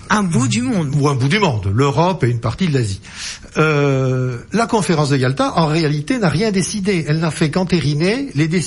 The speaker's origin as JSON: {"language": "French", "area": "Lot-et-Garonne", "region": "Nouvelle-Aquitaine", "country": "France", "tie": "born or raised there", "said": "moi, je suis du Lot-et-Garonne"}